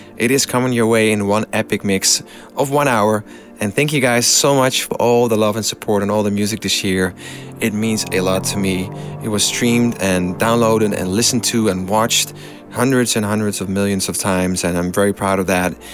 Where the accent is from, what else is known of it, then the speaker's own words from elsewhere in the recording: Amsterdam, North Holland, Netherlands; my hometown of Amsterdam